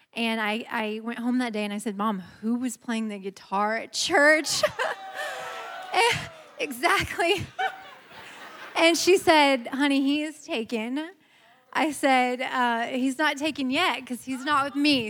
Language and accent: English; Midwest, United States; moved away as an adult; now in Georgia, United States; we're from the Midwest, but we've lived in Georgia, thank you, for the last almost seven years